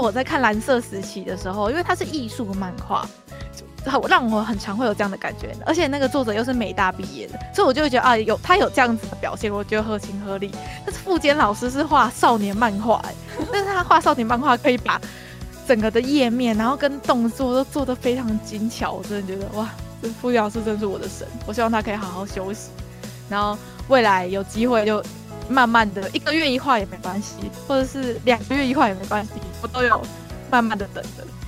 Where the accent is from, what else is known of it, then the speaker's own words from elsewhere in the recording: Taiwan; 对于我们台湾人来说，我们是怎么想？